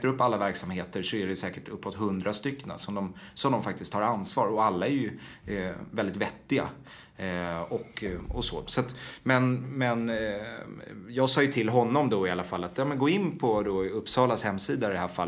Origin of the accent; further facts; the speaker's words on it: Washington, District of Columbia, United States; born there; jag är född i Washington och eh, genom att de jobbade där.